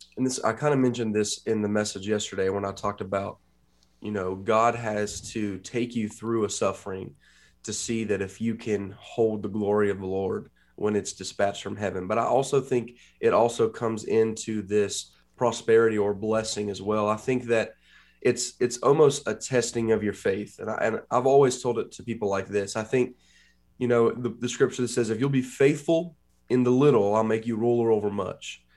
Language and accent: English; Huntington, West Virginia, United States; also born or lived in Columbus, Ohio; I came back to West Virginia, where I've been born and raised in Huntington